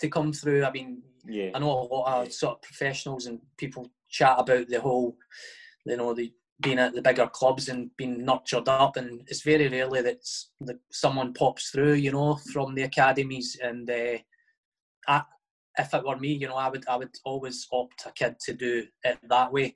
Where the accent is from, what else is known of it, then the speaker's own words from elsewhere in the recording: Livingston, Scotland, United Kingdom; I was from Livingston, and it's kind of quite a mix in Livingston between sort of Edinburgh clubs and Glasgow clubs.